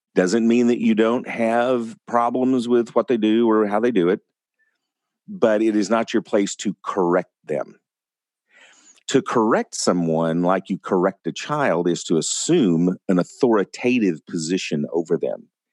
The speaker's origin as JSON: {"language": "English", "region": "West Texas", "country": "United States", "tie": "born or raised there", "said": "growing up in West Texas"}